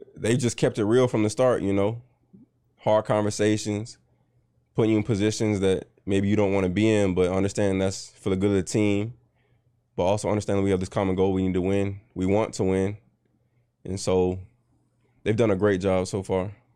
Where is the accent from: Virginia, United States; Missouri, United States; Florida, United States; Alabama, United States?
Virginia, United States; Richmond; also born or lived in North Chesterfield, Virginia / Goochland, Virginia; I'm from Richmond, Virginia.